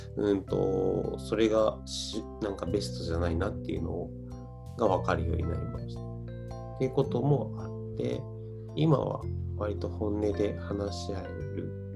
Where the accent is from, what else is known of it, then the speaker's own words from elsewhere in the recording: Gifu, Japan; もともと僕、岐阜出身